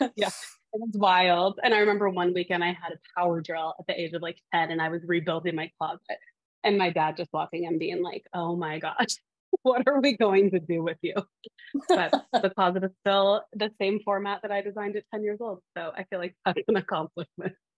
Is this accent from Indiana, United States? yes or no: no; Montana, United States; now in Boston, United States; I am from the beautiful state of Montana